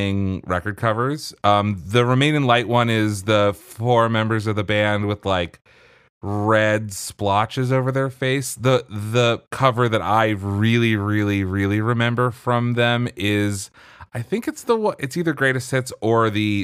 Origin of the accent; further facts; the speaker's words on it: Pennsylvania, United States; I grew up in Pennsylvania and was listening to classic rock radio station WMMR.